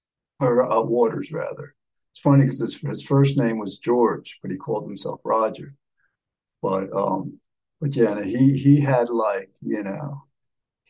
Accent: Havana, Cuba; I was born in Havana

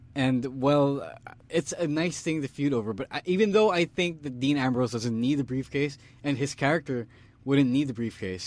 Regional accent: Philippines; Stan and I, we're both from the University of the Philippines

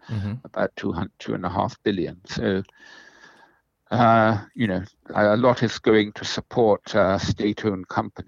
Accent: Singapore; I grew up in Rebecca Road. I went to I primary school in St. Andrews

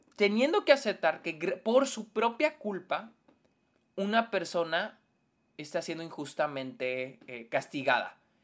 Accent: Mexico; nosotros como mexicanos

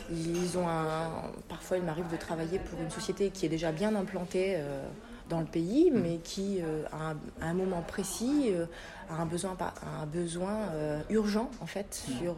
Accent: France; L'avantage qu'on a en tant que Français, c'est vrai, c'est que l'accent, un Français qui va parler allemand, en général, ça, plaît toujours

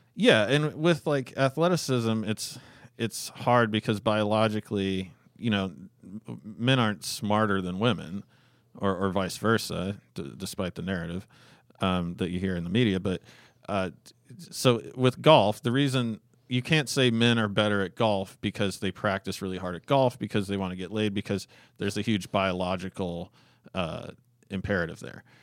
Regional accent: Alaska, United States; we're from Alaska. My parents had lived in Alaska for thirty years or whatever

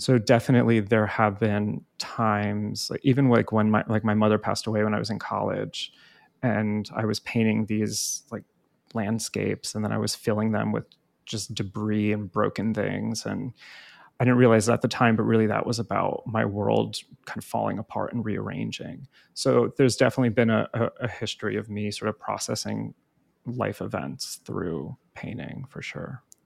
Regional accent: New Jersey, United States; also born or lived in Hoboken, New Jersey; I grew up in North Jersey

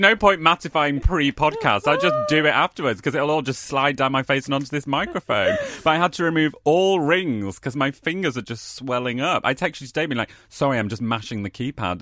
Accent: Keighley, Yorkshire and the Humber, United Kingdom; also born or lived in Nottingham; now in London, United Kingdom; I was born in Keighley

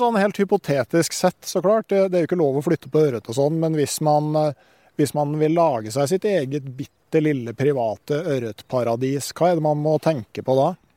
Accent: Gausdal, Innlandet, Norway; Jeg kommer jo fra Gausdal

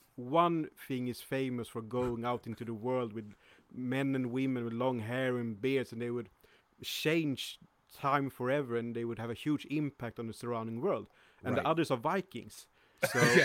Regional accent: Sweden; I was born in Uppland

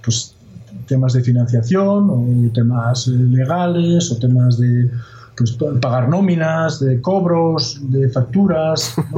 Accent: Asturias, Spain; Yo soy asturiano

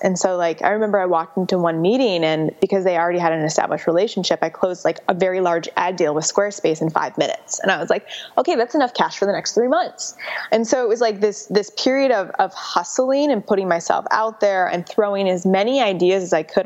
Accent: Chicago, Illinois, United States; moved away as an adult; also born or lived in San Francisco; so I grew up in Chicago

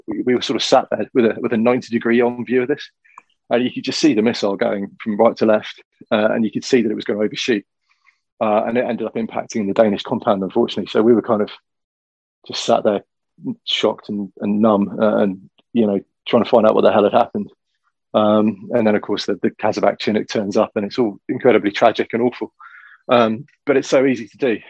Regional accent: Shropshire, West Midlands, United Kingdom; I grew up in Shropshire

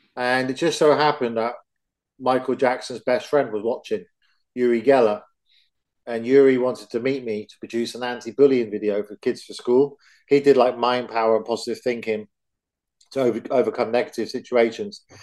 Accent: England, United Kingdom; I'm from England

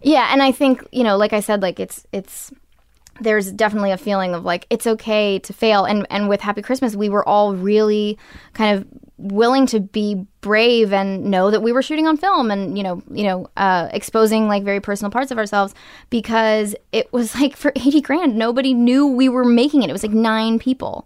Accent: Portland, Maine, United States; now in California, United States; I grew up in Maine, and I wanted to be an actress

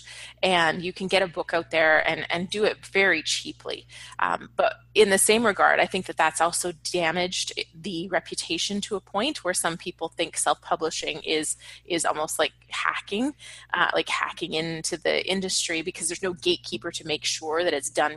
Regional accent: Canada; moved away as an adult; now in Los Angeles, United States; I was in Canada at the time. I'm Canadian. I live in LA now

